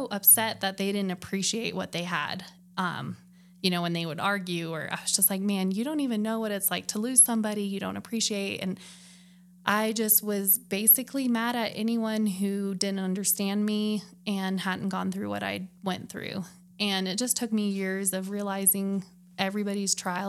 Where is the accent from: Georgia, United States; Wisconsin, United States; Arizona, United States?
Arizona, United States; Flagstaff; moved away as an adult; also born or lived in South Carolina; I was born and raised in Flagstaff.